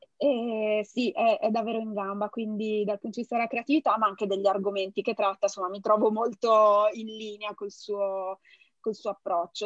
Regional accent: Genoa, Liguria, Italy; essendo genovese

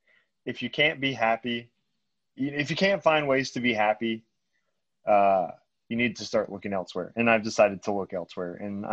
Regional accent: Texas, United States; living in Houston and growing up in Texas

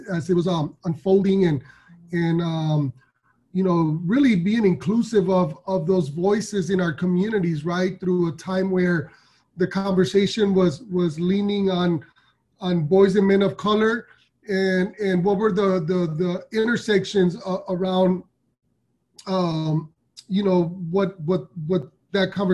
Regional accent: Los Angeles, California, United States; I'm from South Central Los Angeles, born and raised in still live out here

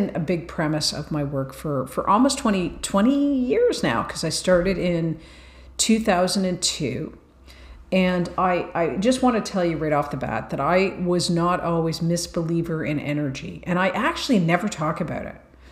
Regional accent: Ireland; I'm Irish

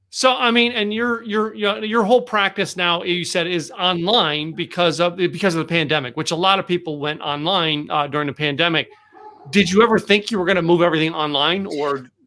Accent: the Poconos, Pennsylvania, United States; now in Texas, United States; I grew up in the Poconos.

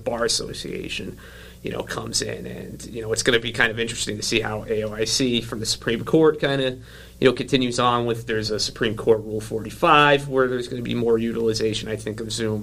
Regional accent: New York City, New York, United States; accent: New York; now in Illinois, United States; I'm originally from Staten Island, which is just basically oh, yeah. an extension of New Jersey.

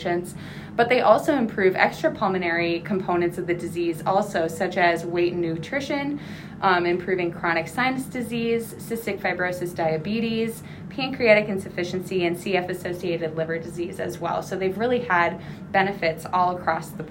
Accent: Central Minnesota, United States; moved away as an adult; also born or lived in Madison, Wisconsin; now in Chapel Hill, United States; am originally from Central Minnesota.

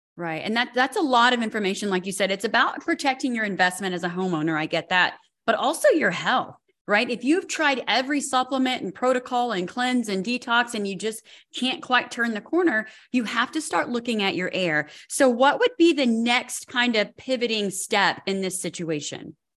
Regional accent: Colorado, United States; I'm from Colorado

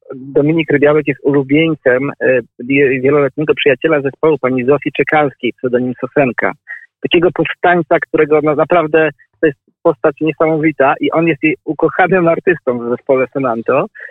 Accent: Warsaw, Masovian Voivodeship, Poland; jestem mieszkańcem Woli nie no, urodziłem się w tej dzielnicy, ale mieszkałem e, w niej kilkanaście lat.

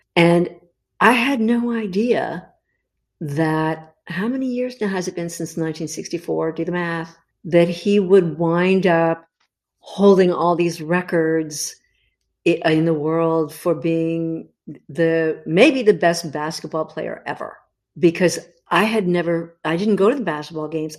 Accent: Los Angeles, California, United States; I grew up in the Los Angeles area. Holly, I was born in Hollywood, actually, of all the nutty places to be born.

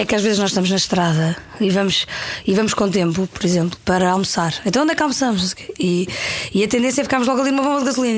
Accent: Paderno, Algarve, Portugal; moved away; also born or lived in Lisbon; Com dois anos, dois anos e pouco. Fui para o Algarve e fui para uma, para uma aldeia que ao pé da serra

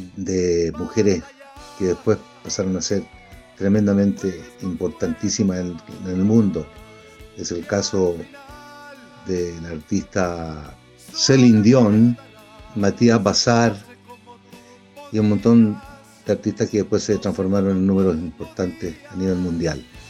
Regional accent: Chile; also born or lived in Mexico; tomé la decisión de volver a Chile eh, para poder eh, ser profeta en mi tierra. Entonces desarrollé mi carrera en mi país

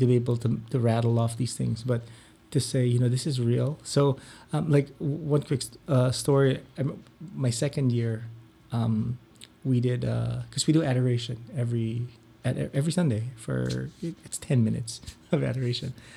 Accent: Philippines; moved away as an adult; now in Ann Arbor, United States; I grew up in the Philippines

